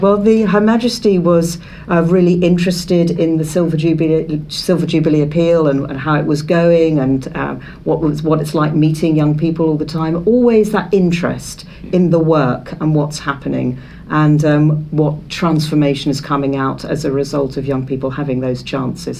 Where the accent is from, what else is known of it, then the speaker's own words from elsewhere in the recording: Isle of Wight, South East England, United Kingdom; we were growing up on the Isle of Wight.